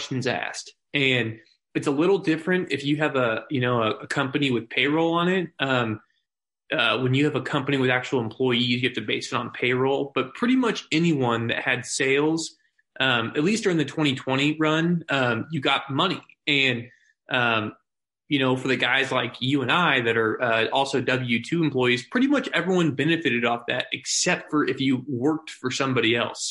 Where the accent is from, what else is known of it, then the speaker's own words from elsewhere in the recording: Springfield, Missouri, United States; I'm born and raised in Springfield